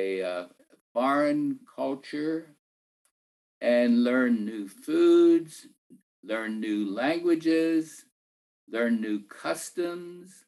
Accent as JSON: {"language": "English", "area": "Lancaster County", "region": "Pennsylvania", "country": "United States", "tie": "born or raised there", "said": "I grew up in Pennsylvania as a Mennonite farm boy"}